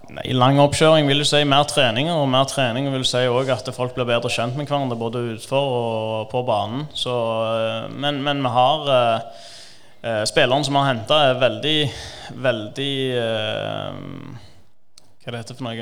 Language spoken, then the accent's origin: Norwegian; Stavanger, Rogaland, Norway; also born or lived in Iran; kom til Norge da jeg var tre år, og har stort sett bodd der hele livet utenom når jeg studerte